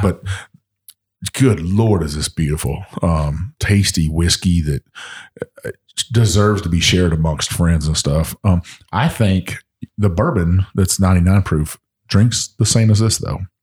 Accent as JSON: {"language": "English", "region": "Texas", "country": "United States", "tie": "born or raised there", "moved": "yes", "said": "when I was growing up in Texas"}